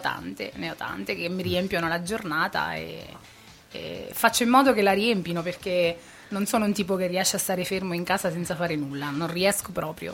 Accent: Ascoli Piceno, Marche, Italy; moved away as an adult; now in Spinetoli, Italy; Io sono nata proprio al centro di Ascoli

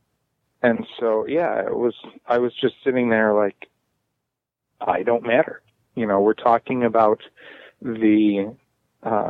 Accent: Chicago, Illinois, United States; I was born in Chicago

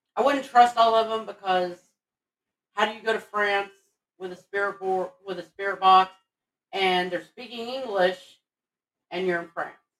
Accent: Texas, United States; I'm from Texas

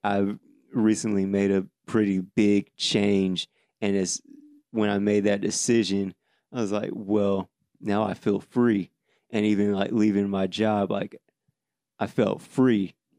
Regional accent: Davenport, Iowa, United States; now in Atlanta, United States; My hometown, Davenport, is known for crime and poverty.

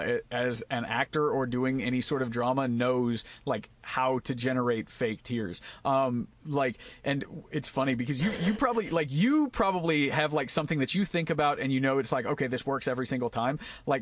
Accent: Ireland; I'm like, that's not special. I'm Irish. That's what we do.

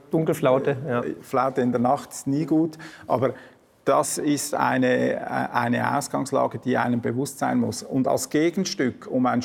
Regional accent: Switzerland; Also es steht mir natürlich als, als Schweizer nicht an, äh

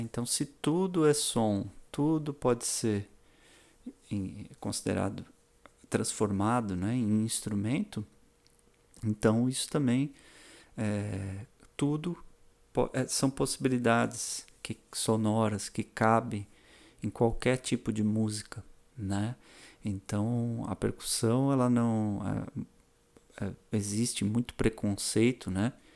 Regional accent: São Paulo, Brazil; moved away as an adult; also born or lived in Florianópolis, Brazil; now in Balneário Camboriú, Brazil; eu nasci em São Paulo capital, e mudei para Florianópolis com 18 anos

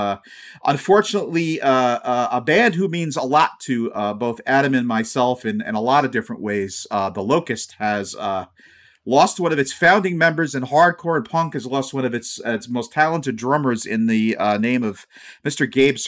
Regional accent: Scotland, United Kingdom; It's funny, being a Scotsman, like, the only real hair I have is on my legs.

